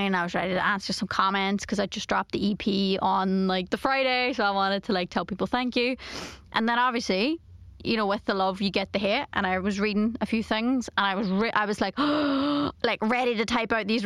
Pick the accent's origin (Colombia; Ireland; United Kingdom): Ireland; I'm Irish